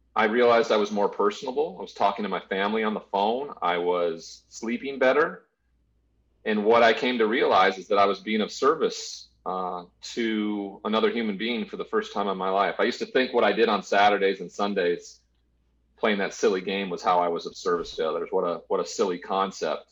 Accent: Great Falls, Montana, United States; I grew up in a small town in uh, in Montana called Great Falls

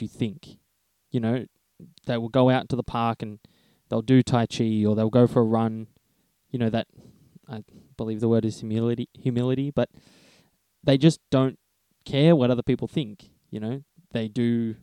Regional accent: Australia; growing up in Australia

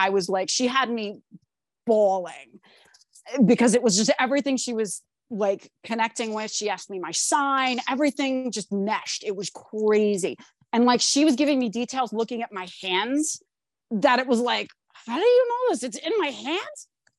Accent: New Jersey, United States; because I grew up not in Asbury Park, but I grew up like as a shore kid down the shore area in Jersey, like more central Jersey.

